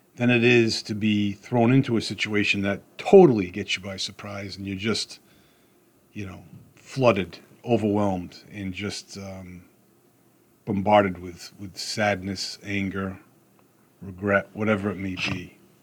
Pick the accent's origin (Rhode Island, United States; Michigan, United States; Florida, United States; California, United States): Rhode Island, United States; I'm from Rhode Island